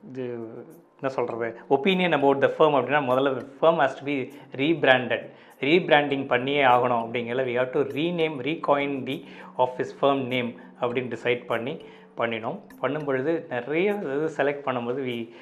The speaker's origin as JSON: {"language": "Tamil", "town": "Pudukkottai", "region": "Tamil Nadu", "country": "India", "tie": "born or raised there", "also_born_or_lived": "Valayapatti", "said": "வளையப்பட்டின்னு என்னுடைய சொந்த ஊர் நாங்கள் இப்போ பிறந்தது புது இப்போ வளர்ந்ததெல்லாம் புதுக்கோட்டை"}